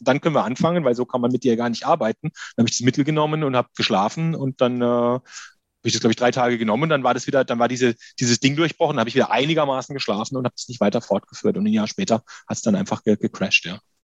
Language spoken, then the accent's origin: German; Karlsruhe, Baden-Württemberg, Germany; also born or lived in Berlin; ich komme aus Karlsruhe